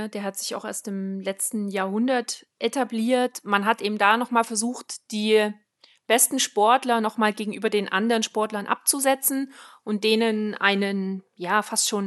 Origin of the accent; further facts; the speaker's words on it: Switzerland; ich komme aus der Schweiz.